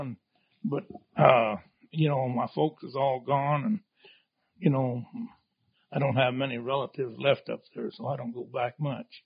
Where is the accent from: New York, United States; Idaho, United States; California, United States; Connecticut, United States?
Idaho, United States; moved away as an adult; now in Ely, United States; I'm from up in Idaho originally and my dad had a sheep outfit up there